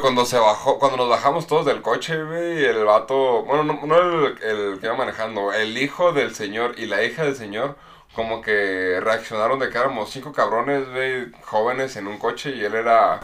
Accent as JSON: {"language": "Spanish", "country": "Mexico", "said": "nuestra cultura como mexicanos"}